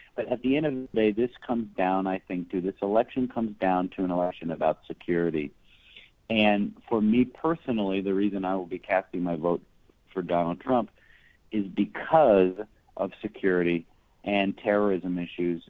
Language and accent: English; Texas, United States; here in my home state of Texas now